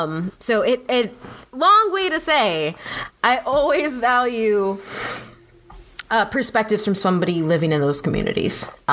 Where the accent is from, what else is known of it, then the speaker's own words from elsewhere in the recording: United States; I'm Mexican American, which means I'm fully American to anybody who is Mexican from Mexico. Like my family, my grandmother's family did not immigrate here. Like she was born on Texas land. We're indigenous to this land.